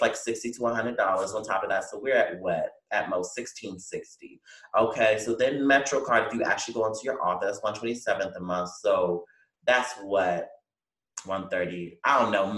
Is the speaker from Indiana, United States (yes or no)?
no; Newport News, Virginia, United States; moved away; my hometown in Newport News